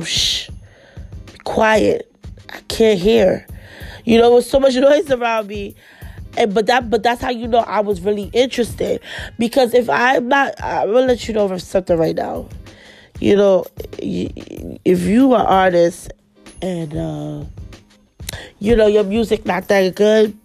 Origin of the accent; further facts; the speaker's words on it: New York City, New York, United States; moved away; We grew up together in Flatbush.